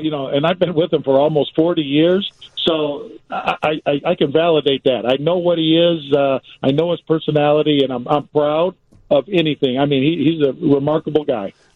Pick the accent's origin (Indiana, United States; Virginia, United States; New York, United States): Indiana, United States; Gary; I'm come from Gary, Indiana.